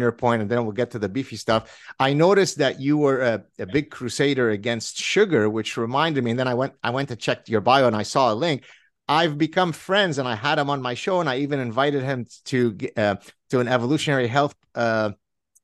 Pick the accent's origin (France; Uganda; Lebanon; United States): Lebanon; I'm from Lebanon, hence Mediterranean